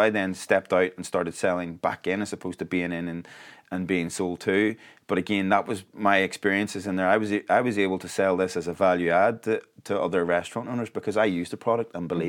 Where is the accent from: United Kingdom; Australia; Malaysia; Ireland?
Ireland; now in Arizona, United States; We probably had an unfair advantage, though, being Irish.